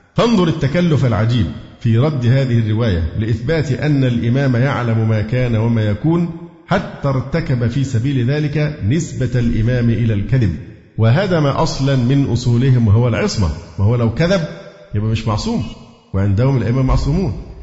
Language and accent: Arabic; Cairo, Cairo Governorate, Egypt; إن أنا مصري و- وقاهري